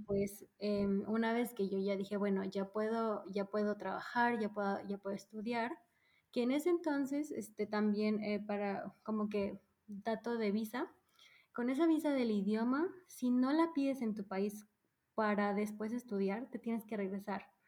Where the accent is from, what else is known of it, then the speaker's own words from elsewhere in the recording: Mérida, Yucatán, Mexico; moved away as an adult; also born or lived in Mexico City / Berlin / Ulm / Freiburg; now in Stuttgart, Germany; crecí en el sur de México, prácticamente soy de ahí. O sea, solo nací en la Ciudad de México, pero desde muy chica eh, nos mudamos al sur, así que yo vengo prácticamente de Mérida.